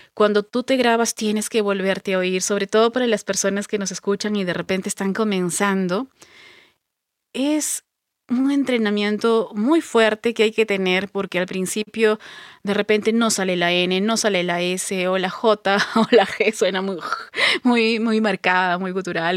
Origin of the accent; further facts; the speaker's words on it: Pisco, Ica, Peru; yo no soy de Lima, soy de Pisco, que es al